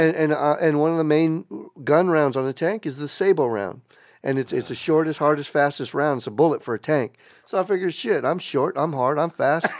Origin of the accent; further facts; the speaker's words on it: South Texas, United States; moved away; I grew up in South Texas, that was like ninety-five percent Latinos, brown